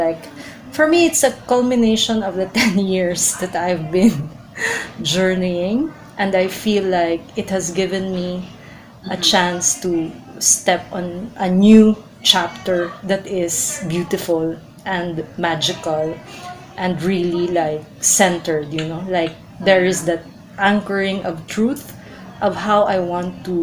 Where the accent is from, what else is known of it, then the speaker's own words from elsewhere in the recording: Philippines; I'm Filipino and I love being Filipino.